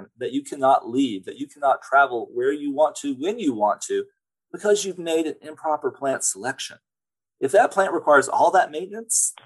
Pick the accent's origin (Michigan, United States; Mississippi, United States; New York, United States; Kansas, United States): Mississippi, United States; moved away; also born or lived in California; I grew up in Mississippi